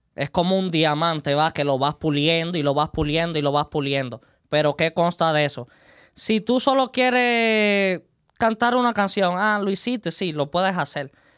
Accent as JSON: {"language": "Spanish", "region": "Santiago de Cuba", "country": "Cuba", "tie": "born or raised there", "moved": "as an adult", "lives_now": "Las Vegas, United States", "said": "yo soy cubano de Santiago de Cuba, la isla del Caribe."}